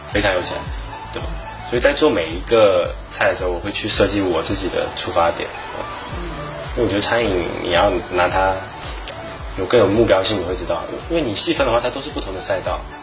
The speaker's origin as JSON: {"language": "Chinese", "region": "Fujian", "country": "China", "said": "我们福建的物产啊，或者是我们福建传统的菜"}